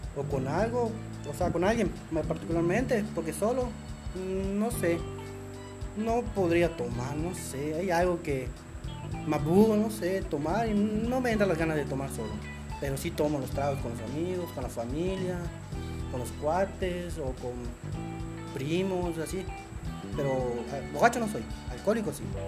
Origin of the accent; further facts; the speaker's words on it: Mérida, Yucatán, Mexico; yo realmente soy de Media Yucatán, vivo acá desde este chico, aquí crecí, aquí nací y de aquí soy de Media Yucatán